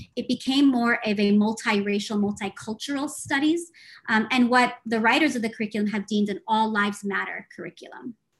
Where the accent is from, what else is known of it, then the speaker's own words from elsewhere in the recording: United States; I'm Palestinian, uh, daughter of refugees born and raised in the United States